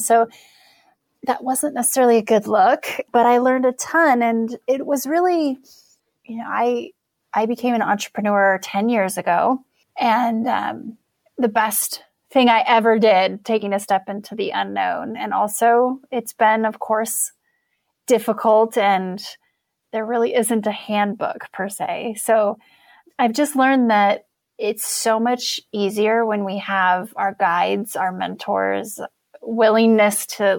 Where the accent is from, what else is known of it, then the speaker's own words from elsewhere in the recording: Wyoming, United States; I'm a girl from Wyoming. I grew up in a trailer park.